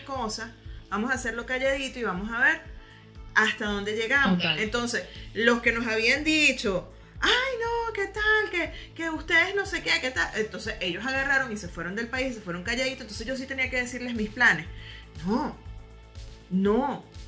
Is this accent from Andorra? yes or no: no; Venezuela; moved away as an adult; now in Germany; siempre vamos a ser venezolanos, tengamos la nacionalidad que tengamos, porque nacimos en Venezuela, crecimos allá.